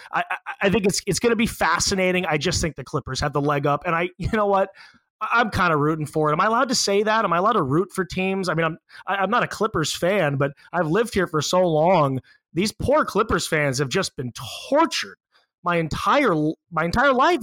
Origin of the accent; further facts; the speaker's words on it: Los Angeles, California, United States; I'm from Los Angeles